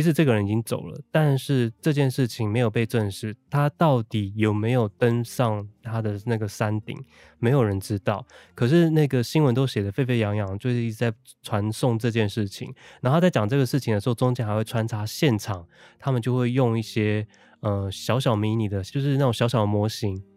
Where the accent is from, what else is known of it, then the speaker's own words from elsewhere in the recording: northern Taiwan, Taiwan; 因为其实我从小到大都在 就是在北部，我的爷爷也是外省人，所以我嗯。，其实他们在用都是这种北京腔在讲话，但我爸爸妈妈他们彼此会用台语，可是对我讲话是用国语